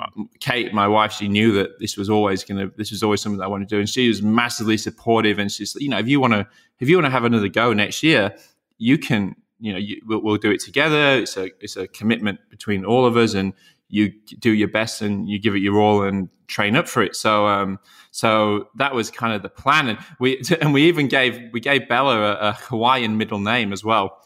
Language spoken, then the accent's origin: English; Yorkshire and the Humber, United Kingdom; moved away; I'm from Yorkshire, and, um, so me and Alistair grew up in the very similar area.